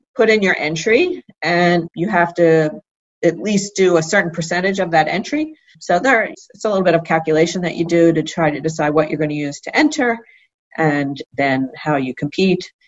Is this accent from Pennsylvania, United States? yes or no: yes; Philadelphia, Pennsylvania, United States; I grew up in Philadelphia